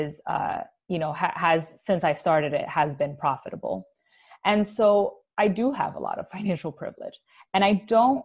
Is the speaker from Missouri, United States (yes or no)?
no; New York City, New York, United States; growing up in the Bronx in the 90s